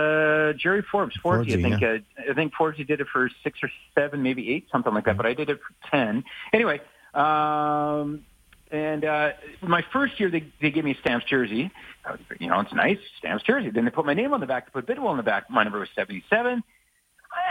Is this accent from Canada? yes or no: yes; Saskatoon, Saskatchewan, Canada; also born or lived in Calgary; I'm from Saskatoon.